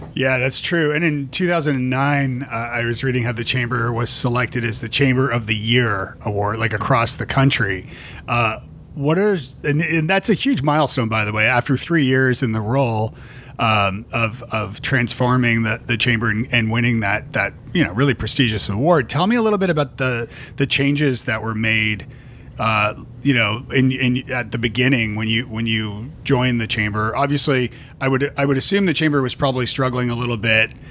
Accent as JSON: {"language": "English", "town": "Toronto", "region": "Ontario", "country": "Canada", "moved": "as an adult", "lives_now": "Nashville, United States", "said": "I'm from Toronto"}